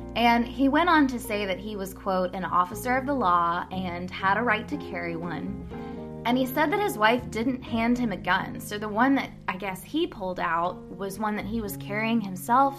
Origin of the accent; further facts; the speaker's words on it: Louisville, Kentucky, United States; my hometown of Louisville, Kentucky